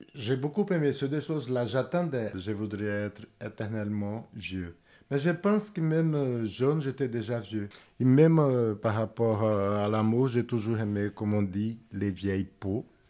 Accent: Brazil; moved away as an adult; now in France; Je suis brésilien, j'habite ici depuis 36 ans

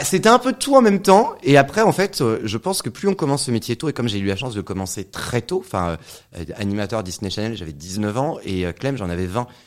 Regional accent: Saint-Nazaire, Pays de la Loire, France; moved away; also born or lived in Créteil; Je suis né à Créteil, ici, à la fin des années 80. 89 exactement. Et j'ai fait toute mon, j'ai grandi euh, à Saint-Nazaire

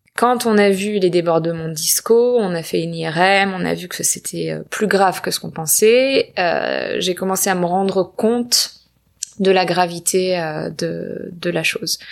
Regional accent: small town near Marseille, Provence-Alpes-Côte d'Azur, France; also born or lived in Paris / London; now in Los Angeles, United States; j'habite à Los Angeles depuis quelques années, mais je viens du sud de la France, euh, petite ville à côté de Marseille

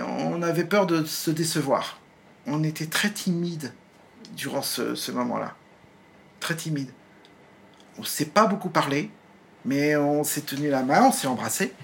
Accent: Nantes, Pays de la Loire, France; also born or lived in Vertou; je suis né à Nantes euh, en mai 67

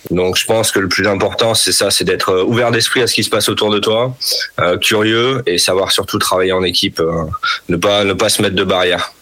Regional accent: Nord, Hauts-de-France, France; Je suis natif du Nord

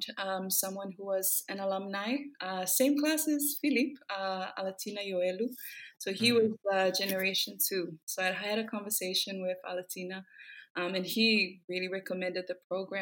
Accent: Samoa; also born or lived in Fiji; So I'm from Samoa. Grew up in Samoa, lived in Samoa all my life.

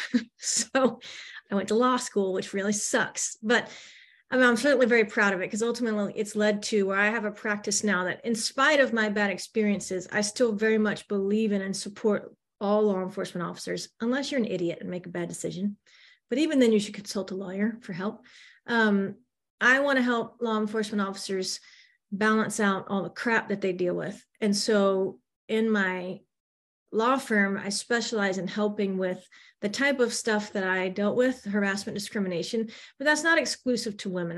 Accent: the South, United States; also born or lived in Manhattan, New York / North Central Florida; we're from the South, that's where our family is

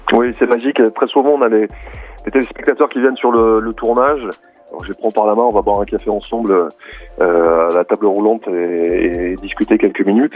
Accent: Nantes, Pays de la Loire, France; also born or lived in Sarthe; now in Alpes-Maritimes, France; je suis, je suis euh, breton. Je suis né à Nantes et j'ai vécu euh, dans la Sarthe

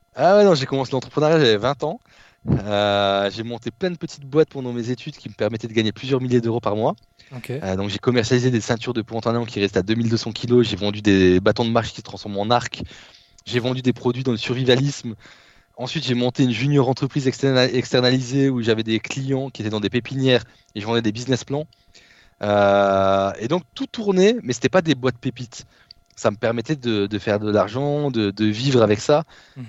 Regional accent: Behren-lès-Forbach, Grand Est, France; moved away as an adult; also born or lived in Nancy / Lithuania / Poitiers; Donc petite euh, ville, BRN les Forbach. Euh, donc c'est une cité de, 10 000 habitants, euh, anciennement cité la plus pauvre de France. 70% de, il y avait 70% auprès des jeunes de taux de chômage et 35% de taux de pauvreté. Et en fait, donc j'ai grandi dans cette ville

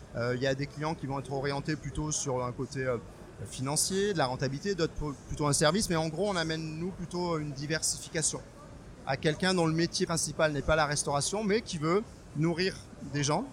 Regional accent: Strasbourg, Grand Est, France; moved away as an adult; now in Bordeaux, France; moi, je suis alsacien. Je venais de Strasbourg

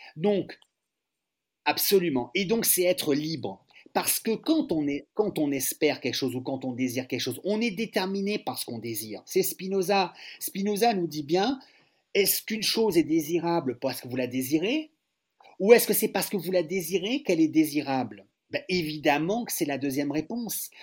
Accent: France; les Français

